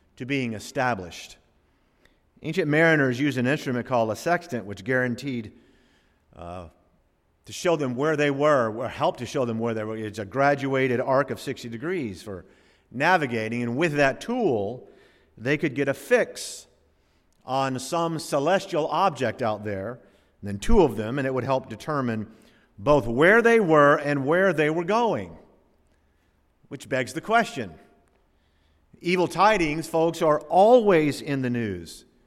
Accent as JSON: {"language": "English", "region": "the South", "country": "United States", "tie": "born or raised there", "also_born_or_lived": "West Palm Beach / Chicago", "said": "I grew up in the South"}